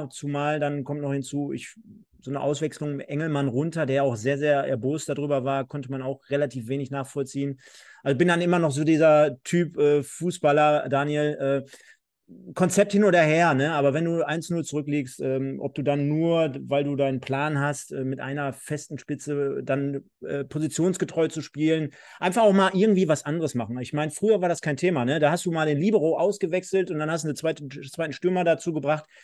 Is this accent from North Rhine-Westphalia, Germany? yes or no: yes; Essen, North Rhine-Westphalia, Germany; fährst mal mit dem Kumpel Marlon als äh, Essener und als BVB-Anhänger generell fährst mal ins Stadion